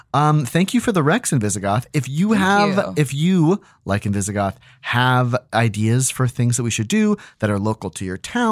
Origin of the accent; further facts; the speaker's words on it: Australia; Rock, where a whole school excursion disappeared and were never found, are two that terrified us as Australian children.